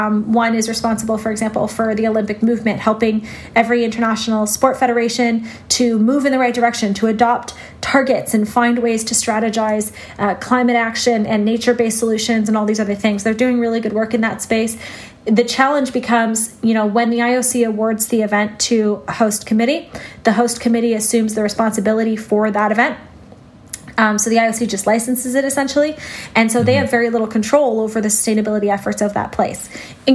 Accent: Canada; as a Canadian

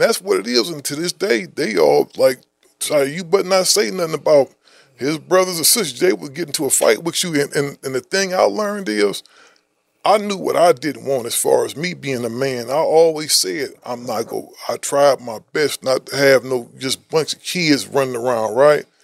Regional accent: Midwest, United States; I'm from the Midwest

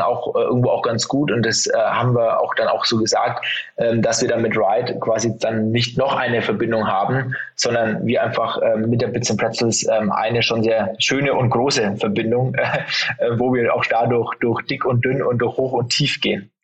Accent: Franconia, Bavaria, Germany; now in Munich, Germany; ich sitze in München, bin äh, geborener Bayer, ähm, zwar aus Franken

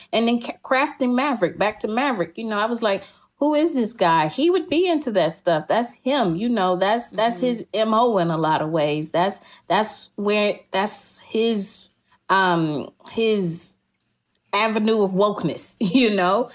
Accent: Jackson, Mississippi, United States; I hated my state at the time. I have such a rocky relationship with my hometown, my home state.

